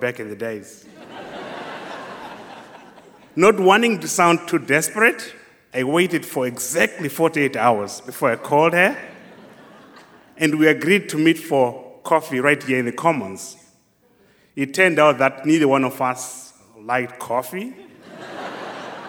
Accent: Zimbabwe; moved away; do my own field research work in my home country, Zimbabwe

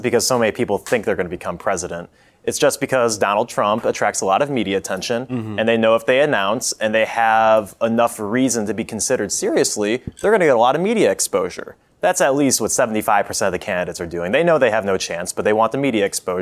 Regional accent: Ohio, United States; moved away; my home state of Ohio

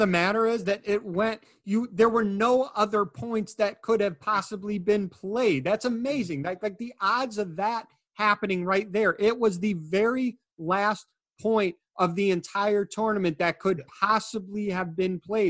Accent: Chicago, Illinois, United States; When I say we, again, it's because I'm from Chicago.

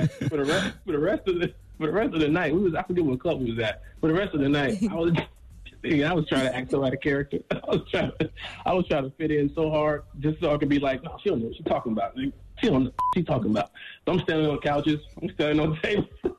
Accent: Chicago, Illinois, United States; I'm from the South Side of Chicago, but I moved to the Burbs when I was 15. So I got a little bit of both.

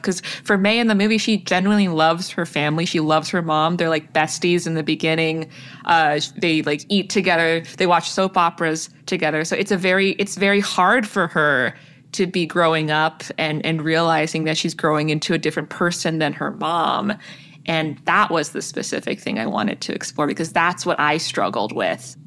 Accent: Toronto, Ontario, Canada; born or raised there

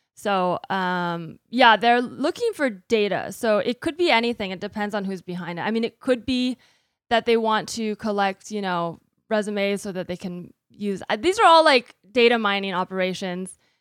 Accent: United States; I am American, I'm a U S citizen

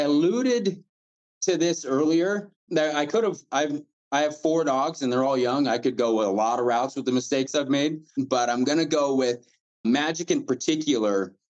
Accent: Midwest, United States; And I'm, like I said, this is probably just me because I'm from the Midwest.

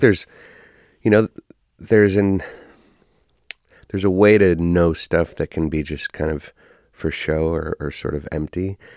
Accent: Oakland, California, United States; born and raised in Oakland

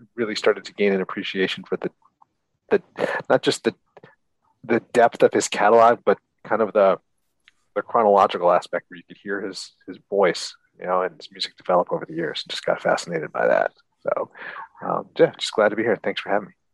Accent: Philadelphia, Pennsylvania, United States; moved away as an adult; now in Seattle, United States; I'm from Philly originally, born and raised, but moved out to the Northwest in early 90s.

